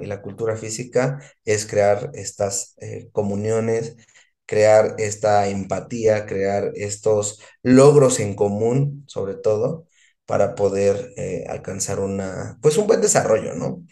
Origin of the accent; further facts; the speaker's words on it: Mexico; como mexicano